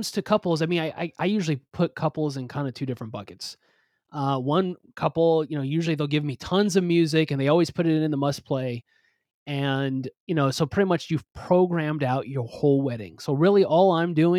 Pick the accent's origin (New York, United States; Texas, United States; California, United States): California, United States; Southern; also born or lived in East Coast; I'm originally from Southern California